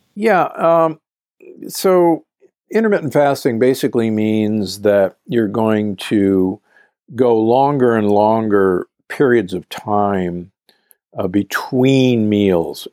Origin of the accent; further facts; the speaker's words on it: Omaha, Nebraska, United States; I grew up in Omaha, Nebraska